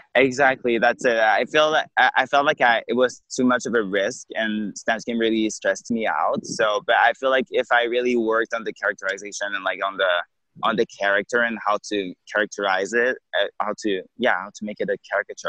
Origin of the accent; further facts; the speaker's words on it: Quebec City, Quebec, Canada; now in Montreal, Canada; I'm from Quebec City